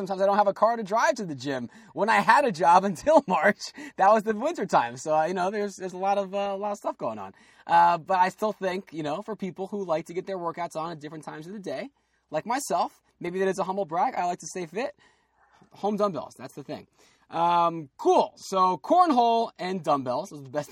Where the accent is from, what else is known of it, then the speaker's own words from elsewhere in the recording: New Jersey, United States; We're both from Jersey